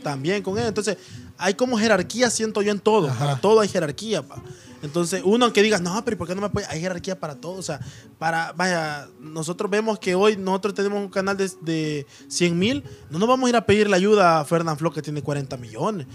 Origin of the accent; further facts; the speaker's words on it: Soyapango, San Salvador, El Salvador; como bichos de allá de soya